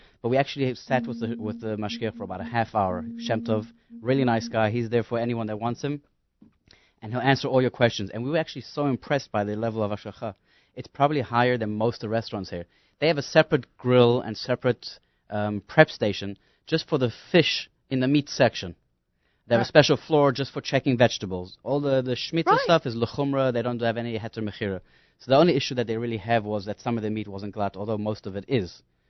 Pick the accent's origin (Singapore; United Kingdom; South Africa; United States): South Africa; moved away; I'm from South Africa originally